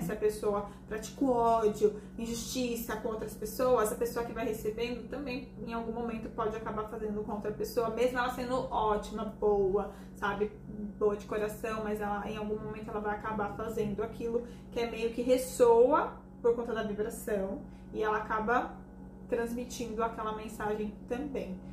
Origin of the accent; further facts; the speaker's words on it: Brazil; nós somos brasileiros, acima de tudo, nós somos brasileiros